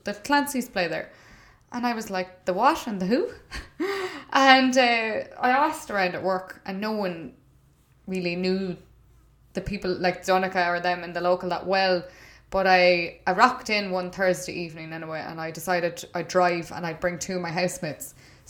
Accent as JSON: {"language": "English", "area": "Longford-Westmeath border", "region": "Leinster", "country": "Ireland", "tie": "born or raised there", "also_born_or_lived": "Cavan", "moved": "yes", "lives_now": "Waterford, Ireland", "said": "But I chose to go to school in Cavan, and so did my brother, even though we grew up on the Longford-Westmeath border"}